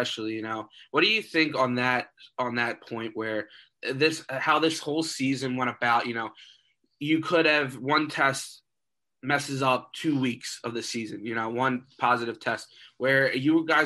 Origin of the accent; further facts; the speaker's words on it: Philadelphia, Pennsylvania, United States; moved away as an adult; now in Central Pennsylvania, United States; I'm from the Philly area. So, I mean, okay, High school football is pretty big there, too. I went to LaSalle High School